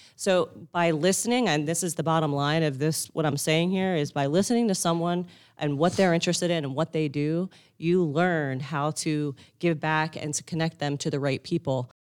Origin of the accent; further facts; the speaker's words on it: Northeast, United States; I grew up in the Northeast